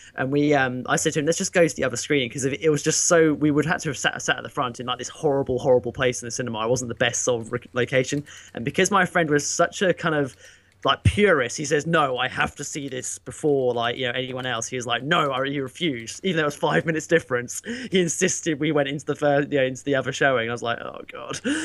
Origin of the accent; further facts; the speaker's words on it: United Kingdom; me being British